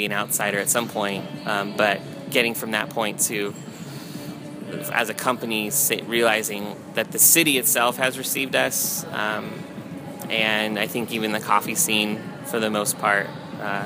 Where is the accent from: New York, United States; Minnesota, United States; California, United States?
California, United States; also born or lived in Nashville; I'm from California